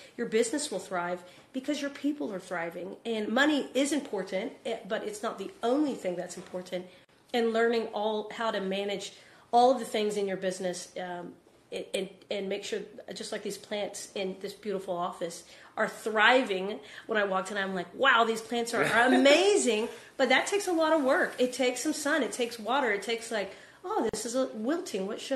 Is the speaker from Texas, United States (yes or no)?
yes; Texas, United States; I say y'all because I'm from Texas